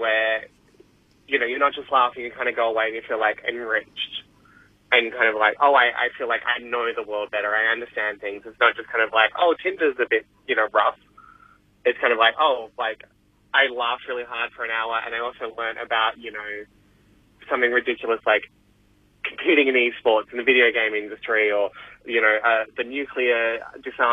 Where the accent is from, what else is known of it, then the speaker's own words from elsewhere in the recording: Perth, Western Australia, Australia; moved away; I come from Perth originally